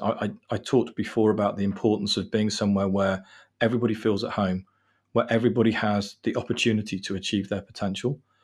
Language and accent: English; England, United Kingdom; I'm actually English